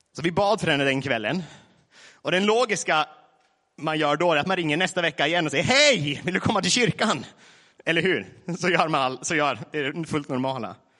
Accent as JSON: {"language": "Swedish", "town": "Vilhelmina", "region": "Västerbotten County", "country": "Sweden", "moved": "yes", "lives_now": "Laholm, Sweden", "said": "från Nedre Malgånäs, Vilhelmina kommun. Numera Laholm, snart Barranco Lima."}